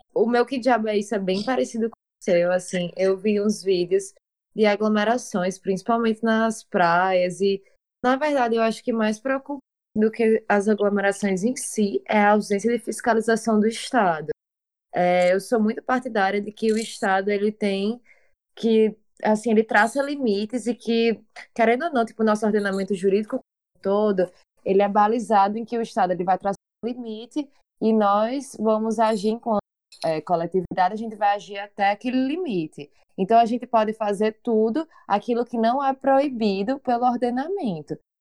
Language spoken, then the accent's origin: Portuguese; Natal, Rio Grande do Norte, Brazil